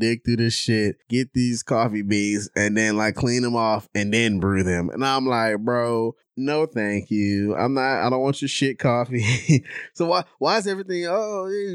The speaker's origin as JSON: {"language": "English", "town": "Houston", "region": "Texas", "country": "United States", "said": "I'm from Houston"}